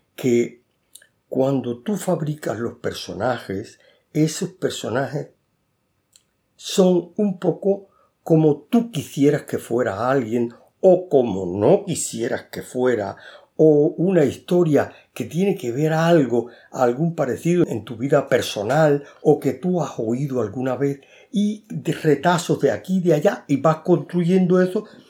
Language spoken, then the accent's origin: Spanish; Cuba; moved away as an adult; also born or lived in Havana, Cuba; now in Spain; yo nací en Cuba